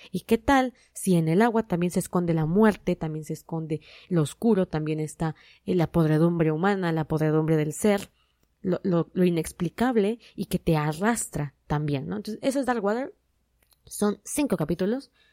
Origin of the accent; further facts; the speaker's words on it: Mexico; mi país